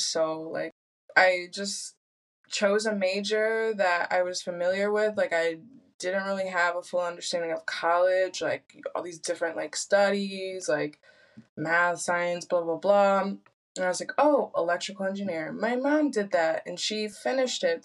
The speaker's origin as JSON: {"language": "English", "region": "Michigan", "country": "United States", "tie": "born or raised there", "also_born_or_lived": "Sweden", "moved": "as an adult", "lives_now": "Spain", "said": "growing up in Michigan"}